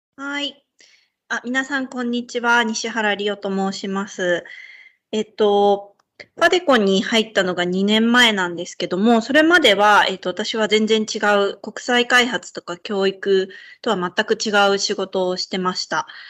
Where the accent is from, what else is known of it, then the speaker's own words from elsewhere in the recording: Ishikawa, Japan; moved away as an adult; 私出身があの、北陸の石川県っていうところなんですけど